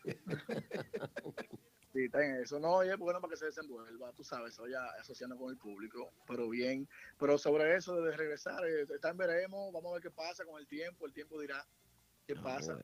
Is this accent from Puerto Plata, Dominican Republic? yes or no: no; Santiago de los Caballeros, Santiago, Dominican Republic; soy de Santiago, de un sector llamado Buenos Aires